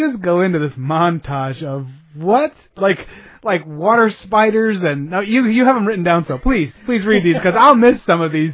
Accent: United States; as an American

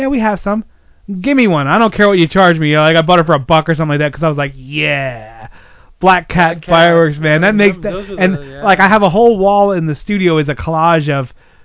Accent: Pennsylvania, United States; I grew up in Pennsylvania

